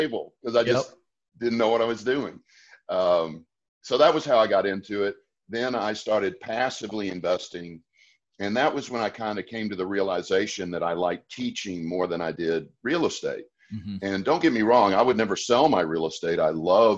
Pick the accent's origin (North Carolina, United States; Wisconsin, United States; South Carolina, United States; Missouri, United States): North Carolina, United States; Asheville; moved away as an adult; now in Houston, United States; I'm originally from Asheville, North Carolina. That's where I grew up.